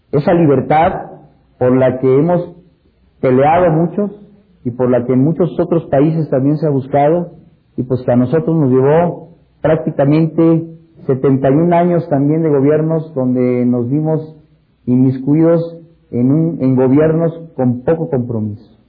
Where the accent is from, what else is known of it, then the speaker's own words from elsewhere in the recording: Mexico; Eso para nosotros y ustedes como mexicanos también, pues lo vivimos y fue algo importantísimo.